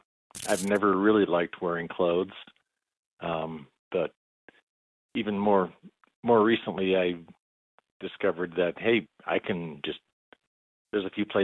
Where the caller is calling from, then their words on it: Bozeman, Montana, United States; calling from Bozeman, Montana.